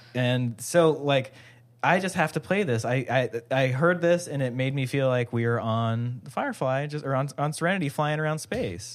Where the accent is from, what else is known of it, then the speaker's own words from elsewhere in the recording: Hawaii, United States; I grew up in Hawaii